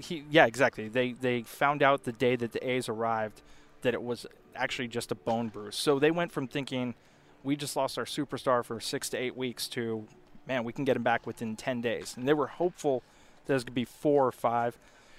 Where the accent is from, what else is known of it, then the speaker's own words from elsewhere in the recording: Rohnert Park, California, United States; Rohnert Park. I actually just spent the last three nights there, so it was a good couple days.